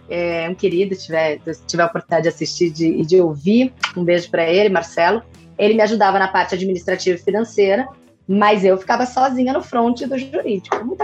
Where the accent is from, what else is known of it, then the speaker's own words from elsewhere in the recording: São Paulo, Brazil; accent: mixed, somewhat Bahian; now in Salvador, Brazil; O que acontece é que eu sou paulistana, tenho essa mistura de sotaque meio baiano, uma mistura de, de coisa nenhuma. Mas o negócio é o seguinte: eu formei em São Paulo e fui morar em Salvador.